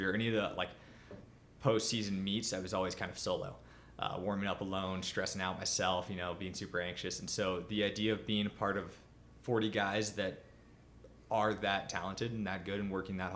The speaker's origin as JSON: {"language": "English", "town": "Huntington Beach", "region": "California", "country": "United States", "tie": "born or raised there", "moved": "yes", "lives_now": "Boulder, United States", "said": "growing up in Surf City, high school was a mile from the beach"}